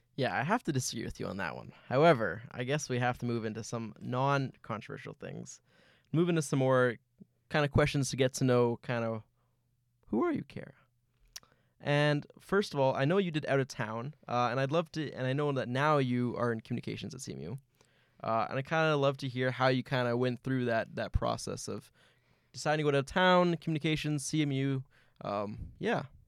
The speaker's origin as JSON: {"language": "English", "town": "Winnipeg", "region": "Manitoba", "country": "Canada", "said": "I'm from right here in Winnipeg"}